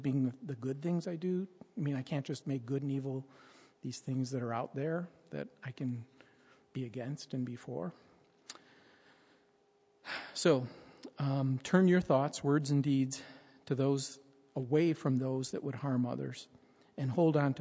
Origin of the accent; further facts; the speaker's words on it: United States; as an American